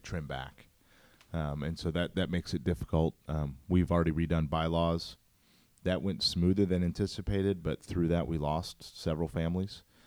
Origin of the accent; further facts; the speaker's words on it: St. Louis, Missouri, United States; born and raised in Saint Louis, grew up in North County